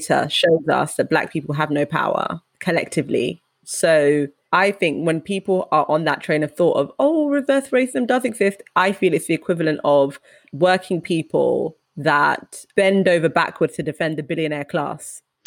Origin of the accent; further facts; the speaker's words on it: United Kingdom; a Ugandan first generation British black woman